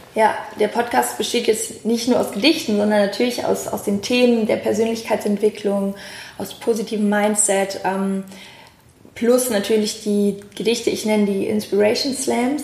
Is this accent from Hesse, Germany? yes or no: no; Cologne, North Rhine-Westphalia, Germany; Wir Kölner